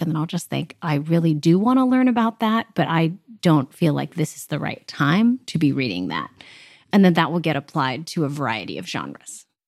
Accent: Southern California, United States; moved away as an adult; now in Nashville, United States; I am from Southern California, but currently I am a recent, uh, two years now transplant to Nashville, Tennessee

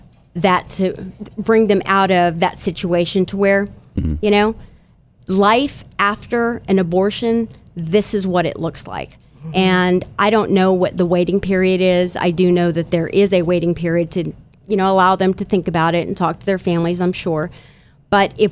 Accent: West Texas, United States; also born or lived in Wichita Falls, Texas; I'm a West Texas girl. I'm extremely proud of that. I am an American. I am from Mexican descent.

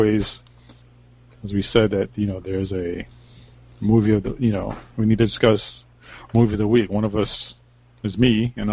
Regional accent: Hartford, Connecticut, United States; I am from Hartford, Connecticut

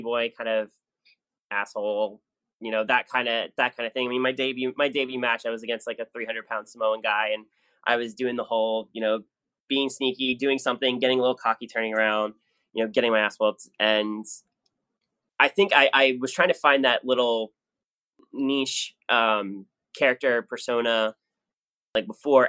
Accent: New Jersey, United States; I grew up in South Jersey

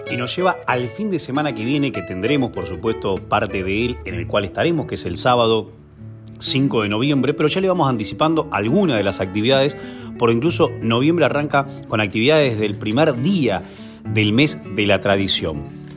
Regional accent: Dolores, Buenos Aires Province, Argentina

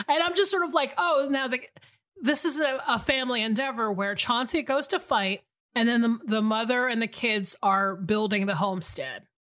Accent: Atlanta, Georgia, United States; moved away; I'm actually in Atlanta, Georgia right now, my hometown.

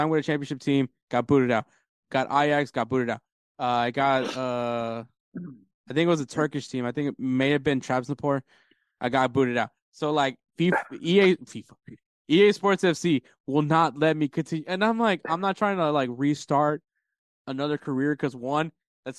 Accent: Houston, Texas, United States; obviously we're from Houston

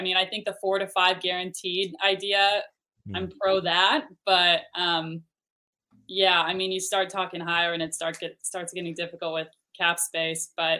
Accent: Kansas City, Kansas, United States; also born or lived in Laramie, Wyoming; now in Topeka, United States; So I grew up in Kansas City, went to Shawnee Mission West

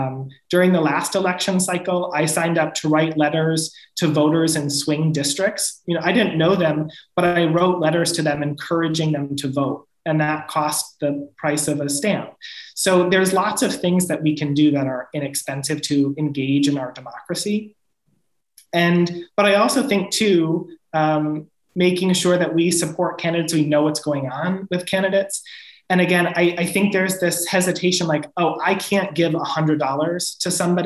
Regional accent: New York's 21st congressional district, United States; Elise Stefanik, who represents my hometown

